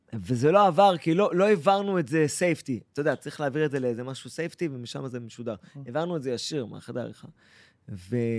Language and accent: Hebrew; Eilat, Southern District, Israel; moved away as an adult; now in Paris, France; אני אילתי הרי